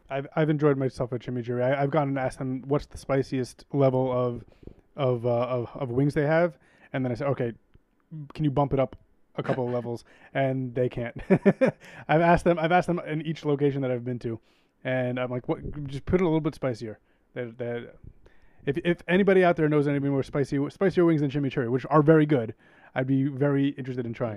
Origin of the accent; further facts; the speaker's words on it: New York City, New York, United States; I grew up in Queens